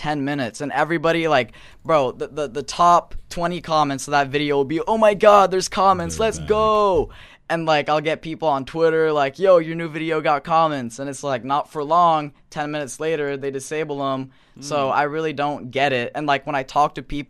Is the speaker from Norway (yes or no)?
yes; Norway; I'm not American. I'm from Norway.